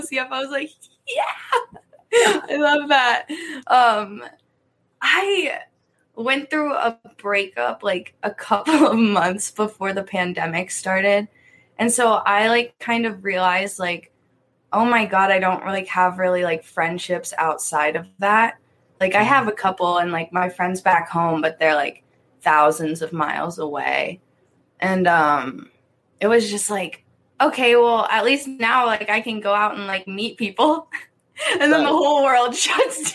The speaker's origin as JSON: {"language": "English", "town": "East Berlin", "region": "Pennsylvania", "country": "United States", "tie": "born or raised there", "moved": "as an adult", "lives_now": "Tucson, United States", "said": "my hometown. There's like one stoplight"}